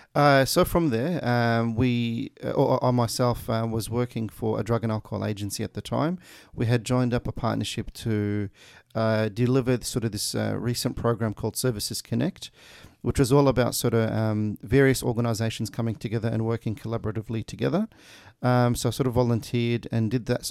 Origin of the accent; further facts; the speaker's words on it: Melbourne, Victoria, Australia; also born or lived in Kuwait / Meadow Heights, Broadmeadows / Craigieburn; I grew up in Brunswick um, in the late nineties. Uh, I came to Australia uh, during that time from Kuwait